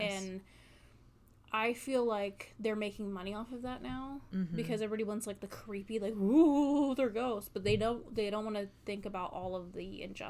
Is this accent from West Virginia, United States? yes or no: yes; Wheeling, West Virginia, United States; I grew up in Wheeling.